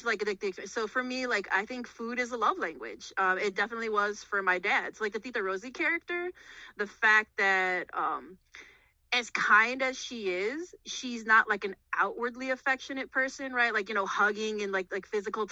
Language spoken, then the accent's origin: English; Chicago, Illinois, United States; I was born and raised in Chicago, but I currently live in the burbs